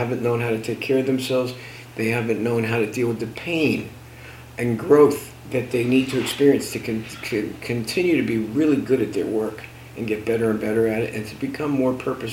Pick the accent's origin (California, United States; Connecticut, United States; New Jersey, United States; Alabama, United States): New Jersey, United States; I'm from Jersey